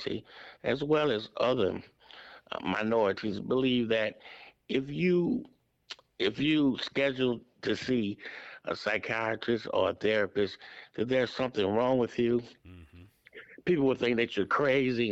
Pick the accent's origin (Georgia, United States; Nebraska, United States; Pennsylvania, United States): Georgia, United States; Atlanta; I grew up right here in the Atlanta area, in an area town called Kirkwood